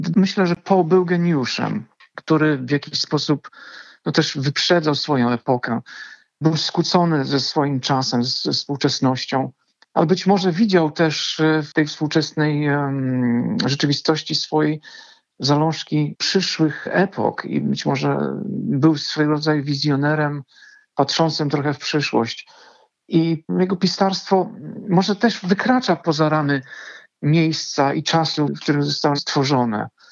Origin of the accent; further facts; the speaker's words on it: Bydgoszcz, Kuyavian-Pomeranian Voivodeship, Poland; also born or lived in Gdańsk; Pochodzę z Bydgoszczy, ale z Gdańskiem jestem dość mocno związany.